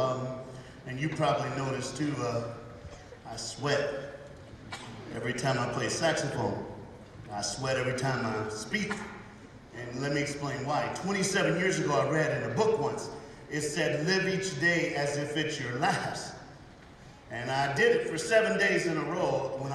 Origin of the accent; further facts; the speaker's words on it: the South, United States; I'm from the United States of America. I'm black, and I'm a preacher, and I'm from the South